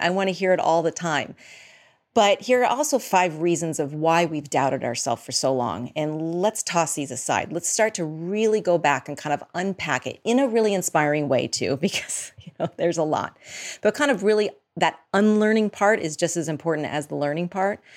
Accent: outside of Boston, Massachusetts, United States; moved away as an adult; also born or lived in New York / Los Angeles / Boulder / Midwest; I grew up outside of Boston, and I have lived in New York, Boston, L A, went to grad school in Boulder

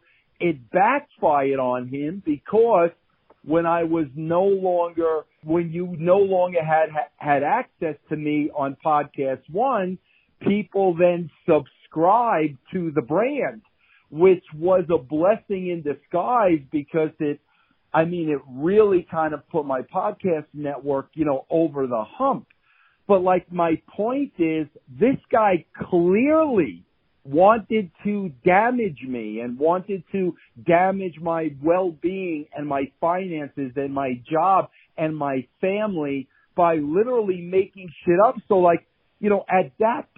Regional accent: Long Island, New York, United States; I was from Long Island. We were both Italian.

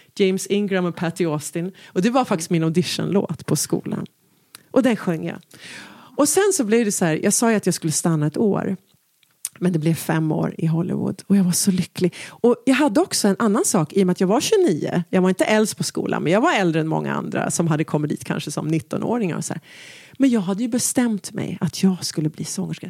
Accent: Stockholm, Stockholm County, Sweden; där hemma i Enskedevillan

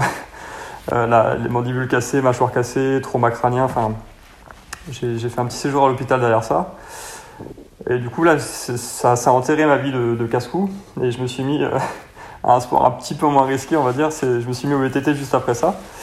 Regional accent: Royan, Nouvelle-Aquitaine, France; moved away as an adult; now in Montpellier, France; Je suis originaire de Royan, là, sur la Charente-Maritime. Et en fait, je suis parti euh, à Montpellier bah, quand j'avais 19 ans pour mes études.

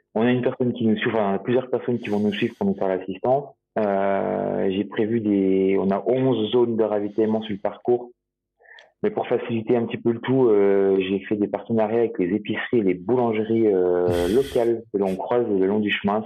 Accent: Jura, Bourgogne-Franche-Comté, France; en tant que jurassien euh, pure souche euh, qui le revendique

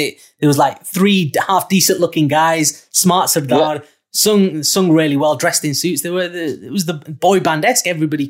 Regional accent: Bradford, Yorkshire and the Humber, United Kingdom; So growing up in Bradford, there wasn't really much in the music scene within Bradford.

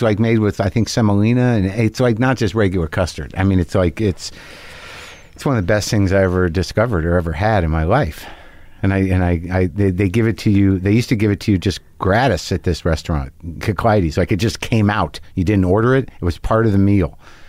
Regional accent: Albuquerque, New Mexico, United States; I grew up in Albuquerque.

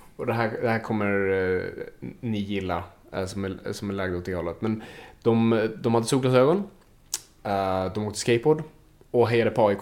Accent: Sweden

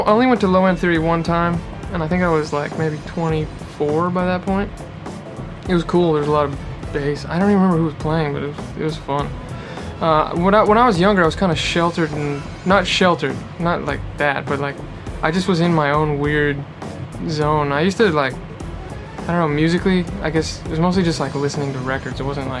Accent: Los Angeles, California, United States; I'm from like the outer parts of LA. Okay. So yeah, I've been in LA my whole life.

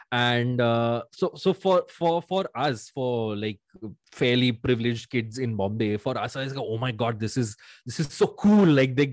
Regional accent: Mumbai, Maharashtra, India; also born or lived in Bangalore; i have pretty much lived my life in bombay

